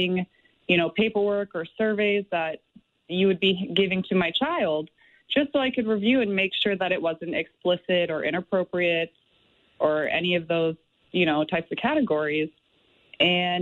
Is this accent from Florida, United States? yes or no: no; San Diego, California, United States; moved away as an adult; now in Little Falls, United States; I was born and raised in San Diego